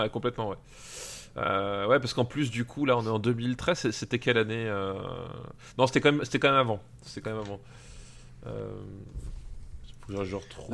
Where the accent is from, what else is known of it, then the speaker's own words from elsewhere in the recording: Alsace, Grand Est, France; je viens d'Alsace